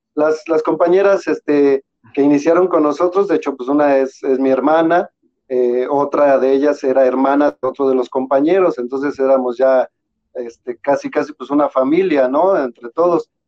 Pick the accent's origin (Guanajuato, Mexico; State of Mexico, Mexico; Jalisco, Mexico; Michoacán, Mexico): State of Mexico, Mexico; nosotros somos del Estado de México